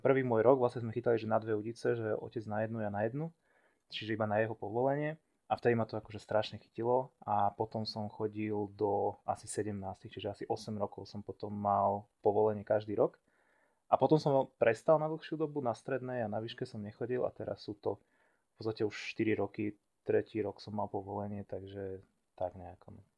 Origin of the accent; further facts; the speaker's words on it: Levice, Nitra Region, Slovakia; môj ocino bol celý život rybár a párkrát som s ním bol na hrone, ja som zase od Levic